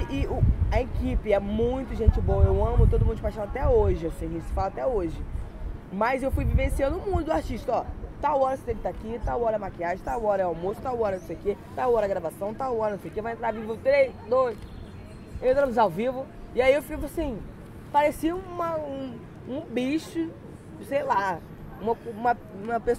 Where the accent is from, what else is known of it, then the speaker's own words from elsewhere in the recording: Macaé, Rio de Janeiro, Brazil; also born or lived in Petrópolis; eu não nasci em Macaé, eu nasci em Petrópolis, e aí eu falei que eu era do Rio de Janeiro, mas eu falei que eu era, que eu era de Macaé